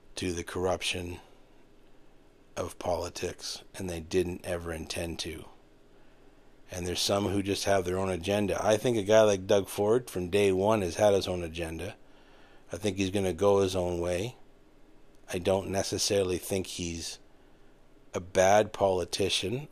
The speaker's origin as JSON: {"language": "English", "town": "Renfrew", "region": "Ontario", "country": "Canada", "tie": "born or raised there", "said": "in my hometown, not everybody wanted a second ice rink."}